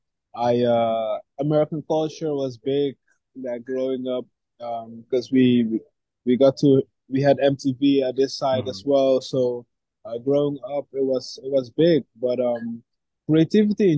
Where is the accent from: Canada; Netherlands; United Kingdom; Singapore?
Netherlands; Amsterdam, North Holland; Born and raised in Amsterdam